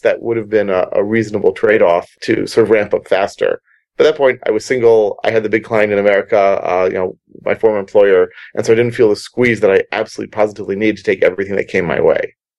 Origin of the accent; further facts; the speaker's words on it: United States; moved away; I'm American.